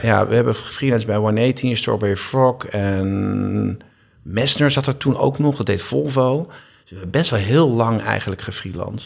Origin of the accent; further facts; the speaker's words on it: Castricum, North Holland, Netherlands; also born or lived in Heemskerk; toen ben ik verhuisd naar Castricum. En daar heb ik mijn hele jeugd eigenlijk geleefd en gewoond